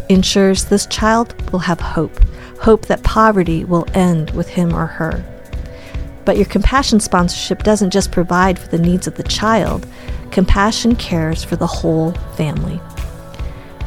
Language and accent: English; Boulder, Colorado, United States; growing up in Boulder as one of a handful of Asians